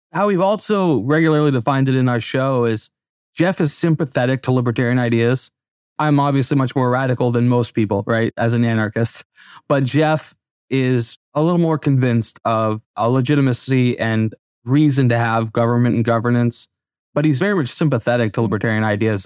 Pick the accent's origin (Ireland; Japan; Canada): Canada; moved away; I grew up in Canada